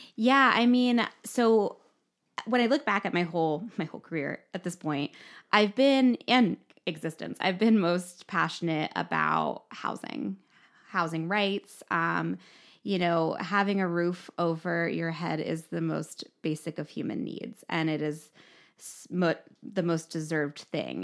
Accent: Mifflinburg, Pennsylvania, United States; I was raised in Mifflinburg, so just a few miles from here in Milton.

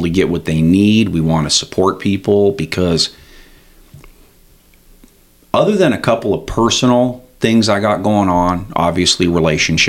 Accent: Red Lodge, Montana, United States; I'm from Red Lodge ultimately

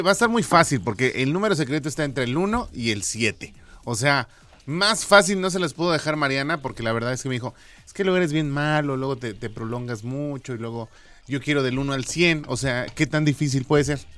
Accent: Mexico

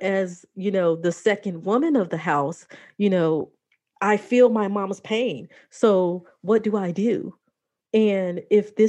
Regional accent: Chicago, Illinois, United States; I grew up in Chicago

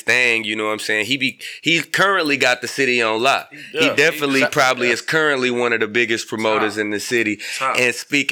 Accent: Battle Creek, Michigan, United States; I'm from Battle Creek, Michigan. We like 2 hours from Detroit

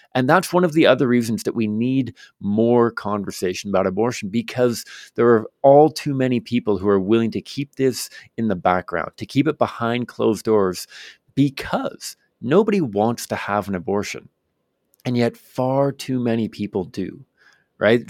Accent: Victoria, British Columbia, Canada; I grew up in Victoria, British Columbia, um, here in Canada

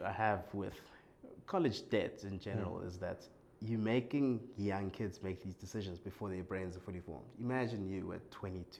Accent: Johannesburg, Gauteng, South Africa; Born and raised in Johannesburg, South Africa.

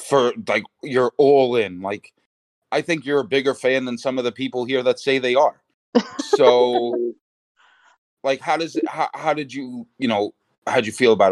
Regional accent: United States; we're American.

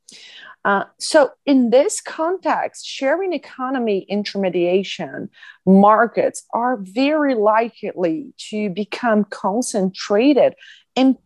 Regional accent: Brazil; from the University of Brasilia in Brazil

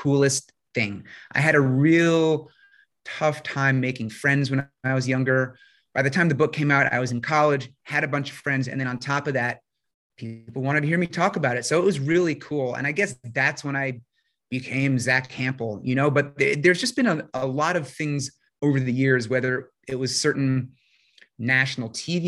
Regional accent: New York, United States; I grew up in New York, still live there

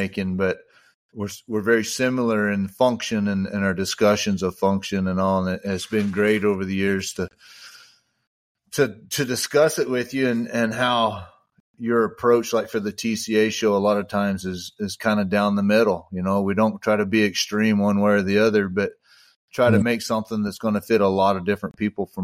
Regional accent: Texas, United States; we're from Texas.

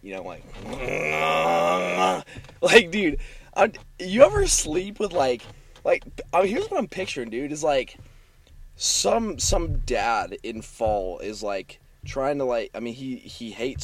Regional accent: Silverton, Oregon, United States; I'm from Silverton. You know, I grew up there my whole life

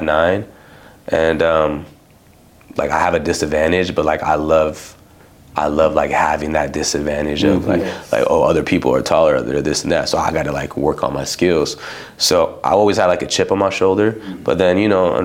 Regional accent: Los Angeles, California, United States; also born or lived in Palmdale / Yucaipa / Fresno; I grew up like in LA County area

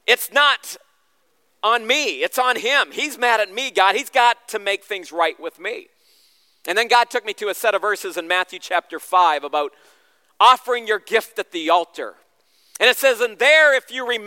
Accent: Southern Ontario, Canada; moved away as an adult; also born or lived in Central America / Asia / Shipshewana, Indiana; now in Chicago, United States; I grew up in Southern Ontario, and at age 4, my parents moved me and the rest of my siblings to Central America, where we became missionaries

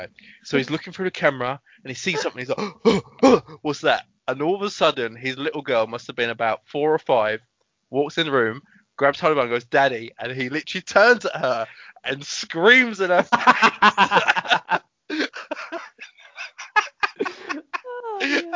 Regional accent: United Kingdom; I'm British

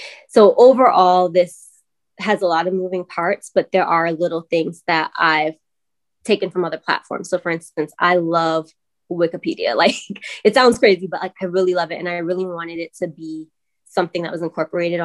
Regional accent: New York City, New York, United States; moved away as an adult; now in Charlotte, United States; I'm from Brooklyn, New York

